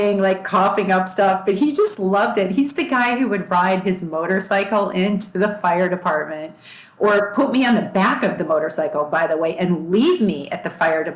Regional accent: Long Grove, Illinois, United States; moved away; also born or lived in Boston; I grew up in Chicago in an area called Long Grove

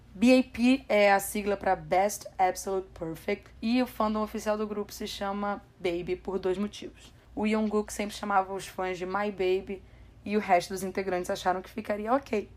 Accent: Brazil; sou brasileira

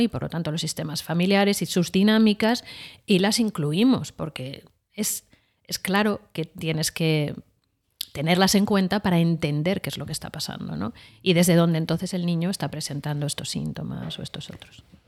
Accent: Madrid, Community of Madrid, Spain; vengo de una familia de Madrid

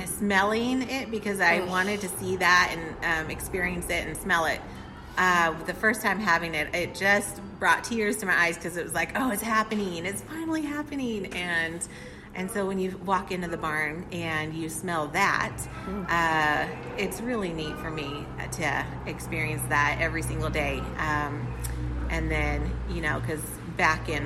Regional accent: Temecula, California, United States; moved away as an adult; also born or lived in San Diego County, California; now in Crossville, United States; I was 6 years old, and I moved from the kind of the beach area in San Diego County. And then when I was six, I lived ever since in Temecula. And I moved from Temecula to here in 2019.

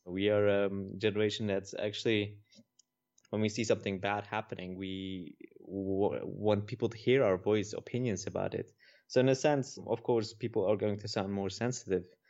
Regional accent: Netherlands; I'm from the Netherlands.

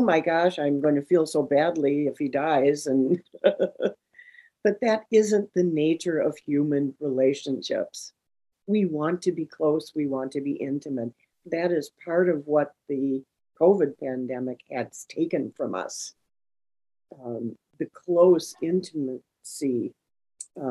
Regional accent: St. Paul, Minnesota, United States; I am here in my hometown of St. Paul, Minnesota

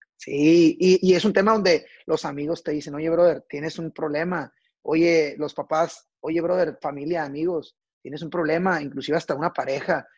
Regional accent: Culiacán, Sinaloa, Mexico; yo soy originario de la ciudad de Culiacán, Sinaloa.

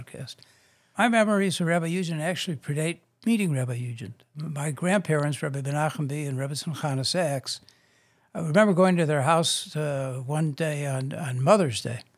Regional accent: Chicago, Illinois, United States; I grew up on the South Side and South Shore

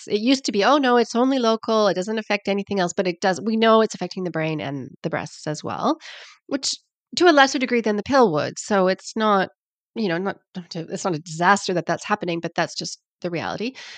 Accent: Canada; accent: Canadian; also born or lived in Sydney, Australia; now in New Zealand; I'm Canadian, you can hear from my accent, but I live down under

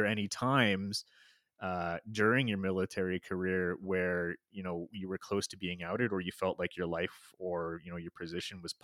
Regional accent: Toronto, Ontario, Canada; moved away as an adult; now in Alberta, Canada; I grew up in Toronto, Ontario, Canada

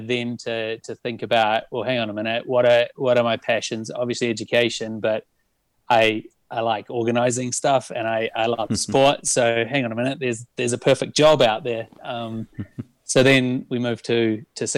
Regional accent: New Zealand; moved away as an adult; also born or lived in Düsseldorf, Germany / Manila, Philippines; now in Lausanne, Switzerland; I'm originally from New Zealand, but left New Zealand nearly 20 years ago to go international.

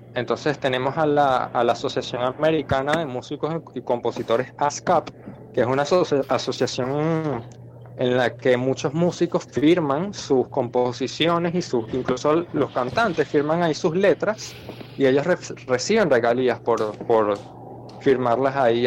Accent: Venezuela; moved away as an adult; now in Argentina; En Venezuela tenía vinilos, pero los regalé porque me venía a Argentina

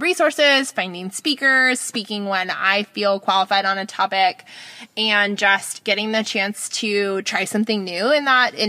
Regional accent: Bay Area, California, United States; now in Sacramento, United States; We are both from the Bay Area up here

